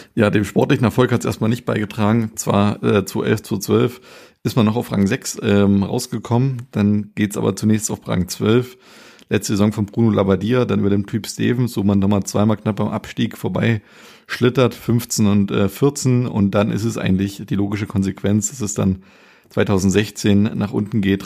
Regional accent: Germany; also born or lived in America; wir als Deutsche

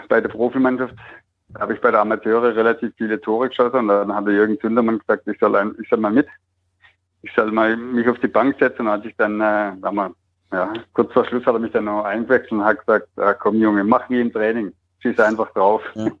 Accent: Oberderdingen, Baden-Württemberg, Germany; also born or lived in Bretten; ich bin in Bretten geboren und bin in Oberdetting aufgewachsen, habe da bis 17 gespielt

